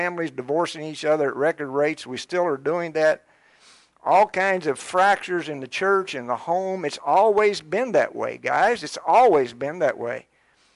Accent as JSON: {"language": "English", "area": "Scott County, Harrison County", "region": "Kentucky", "country": "United States", "tie": "born or raised there", "said": "I grew up in Scott County, in Harrison County, and I don't think that I knew but about one black family."}